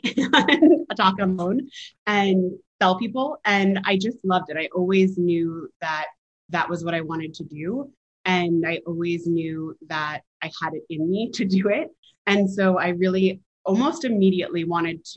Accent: New Jersey, United States; also born or lived in Philadelphia / Hong Kong / London / Kenya; now in New York, United States; I grew up in New Jersey, so right outside New York

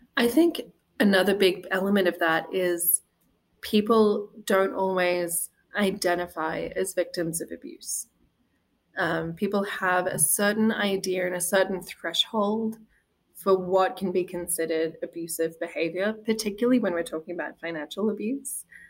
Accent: Australia; moved away as an adult; also born or lived in Wisconsin; now in Green Bay, United States; the dynamic of marriage that I'd been brought up with in Australia

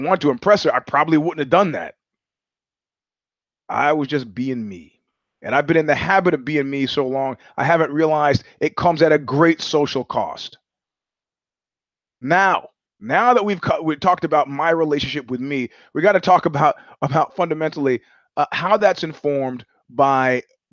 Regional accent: New York, United States; moved away; as a New Yorker

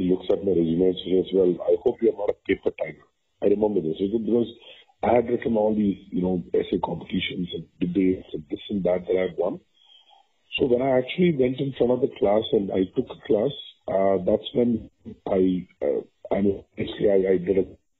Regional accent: Vadodara, Gujarat, India; moved away as an adult; now in Bangalore, India; so I'm a Tamil, but I grew up in Gujarat.

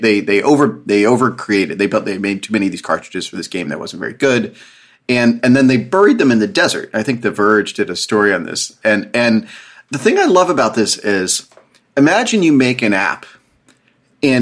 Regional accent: outside of Harrisburg, Pennsylvania, United States; I grew up outside of Harrisburg

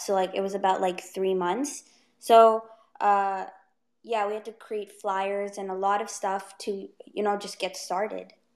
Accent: Ottawa, Ontario, Canada; I am 14 years old and I am from Ottawa

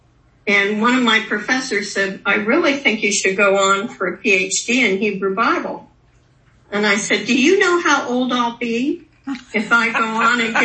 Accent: Newton, Kansas, United States; moved away; I ended up going back to my hometown of Newton, Kansas

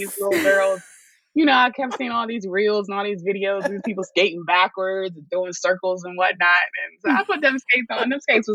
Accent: Chestertown, Maryland, United States; moved away as an adult; now in Baltimore, United States; I'm from a small town in Maryland called Chestertown, but I claim Baltimore because nobody knows where Chestertown is

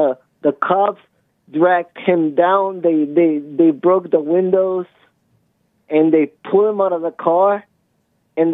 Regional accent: Mexico; moved away; I am from Mexico, but I'm not in Mexico

